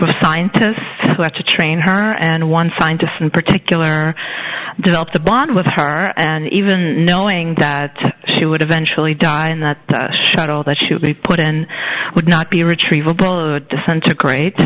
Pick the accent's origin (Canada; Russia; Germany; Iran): Russia; moved away; I'm originally from Russia